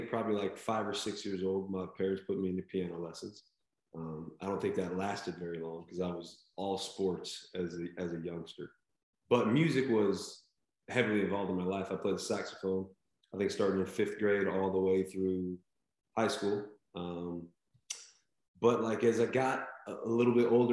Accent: Nebraska, United States; moved away; I grew up in Nebraska, so I grew up in a town of 300 people

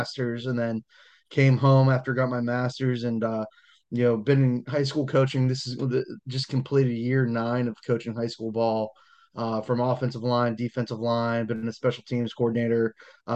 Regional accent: Pittsburgh, Pennsylvania, United States; I'm born and bred in Pittsburgh, Pennsylvania, Beaver County, PA

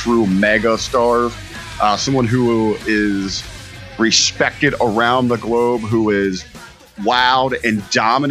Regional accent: Harrison, Ohio, United States; my hometown of Harrison, Ohio

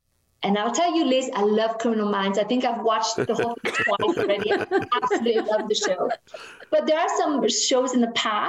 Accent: Canada; It's very hard for us to do that if we were raised in Canada.

